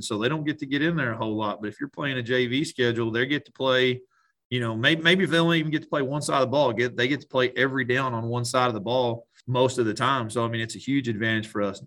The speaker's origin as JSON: {"language": "English", "town": "Strawn", "region": "Texas", "country": "United States", "tie": "born or raised there", "said": "I grew up in Strawn, Texas"}